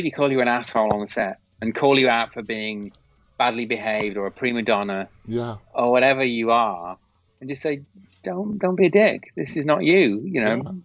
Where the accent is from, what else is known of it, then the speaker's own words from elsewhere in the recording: England, United Kingdom; I'm from England, obviously. So I did lots of work in the UK